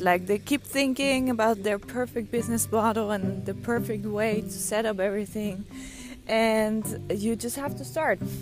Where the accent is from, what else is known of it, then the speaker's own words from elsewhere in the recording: Netherlands; moved away; I am from the Netherlands, but I don't live in the Netherlands anymore.